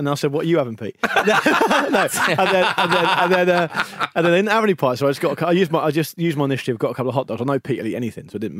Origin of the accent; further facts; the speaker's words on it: Portsmouth, South East England, United Kingdom; moved away as an adult; now in London, United Kingdom; like, "I'm, I'm from Portsmouth." yeah, I'm actually. I've only been in London for a year